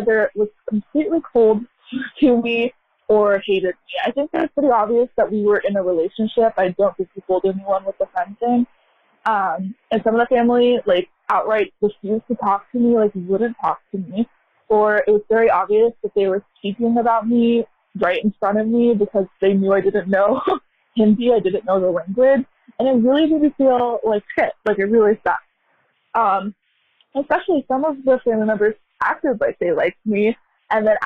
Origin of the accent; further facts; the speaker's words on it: United States; I'm American, born and raised here